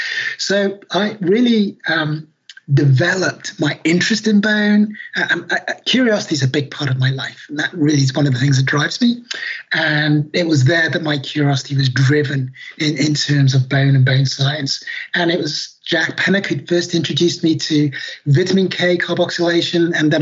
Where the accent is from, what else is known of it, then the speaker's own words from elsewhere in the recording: Nigeria; also born or lived in London; So I'm Black British. Obviously, people can't see me. I was born in London many years ago now. And my father is Nigerian and my mother's Irish. And we, when I was 12 months old, went back to Nigeria.